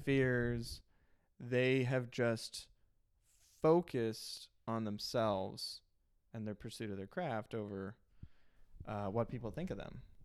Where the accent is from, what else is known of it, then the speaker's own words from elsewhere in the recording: Illinois, United States; I grew up in Illinois